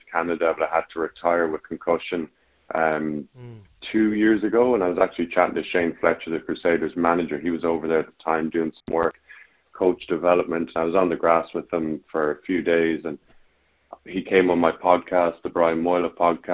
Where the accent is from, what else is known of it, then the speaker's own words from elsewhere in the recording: Ireland; I'm Irish